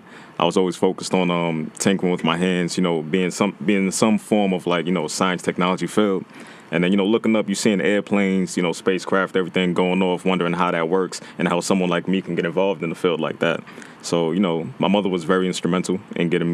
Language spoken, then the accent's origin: English; New York City, New York, United States; I'm from Brooklyn, New York, East New York